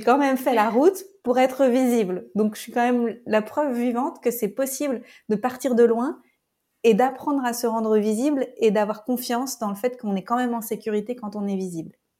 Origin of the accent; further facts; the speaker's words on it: France; moved away as an adult; also born or lived in Paris; now in Costa Rica; Je suis française